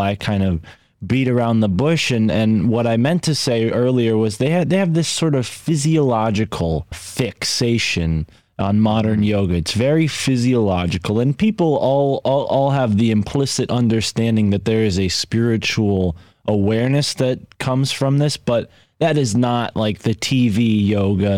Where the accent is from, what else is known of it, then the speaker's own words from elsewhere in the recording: United States; as an American